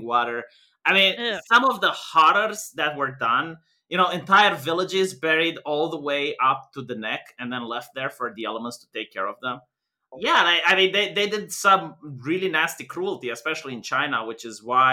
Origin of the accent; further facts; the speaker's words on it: Romania; I'm white, but I'm from Romania